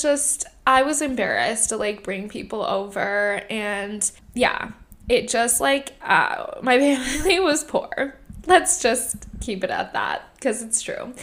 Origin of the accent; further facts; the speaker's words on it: Irvine, California, United States; also born or lived in Fountain Valley, California; So I grew up, I was born in Fountain Valley, California. And I grew up in Irvine. I moved to Irvine when I was 6 years old.